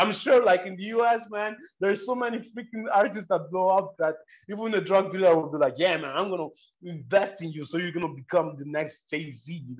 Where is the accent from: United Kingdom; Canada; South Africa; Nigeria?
Nigeria; now in Italy; I was born in Nigeria